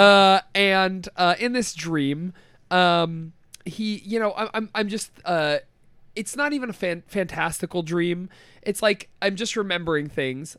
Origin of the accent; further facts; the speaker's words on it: Canada; we're Canadian.